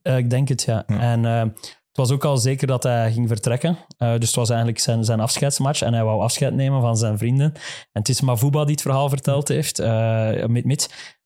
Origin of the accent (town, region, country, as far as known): Flanders, Belgium